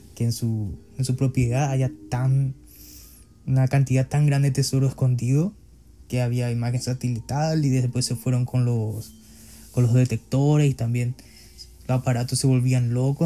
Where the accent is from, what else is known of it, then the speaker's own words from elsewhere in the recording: Paraguay; en mi país